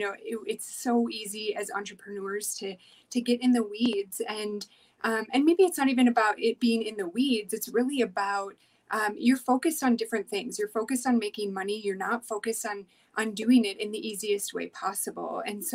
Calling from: Denver, Colorado, United States; Yeah, so I'm here from Denver, Colorado.

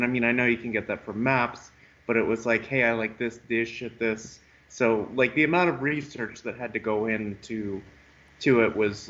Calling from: California, United States; I'm from California.

